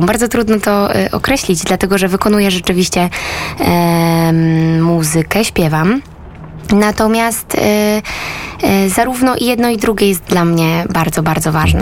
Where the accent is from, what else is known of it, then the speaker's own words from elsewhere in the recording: Rożnów, Lesser Poland, Poland; also born or lived in Nowy Sącz; Urodziłam się w Małopolsce, y, w małej miejscowości Rożnów nad Jeziorem Rożnowskim.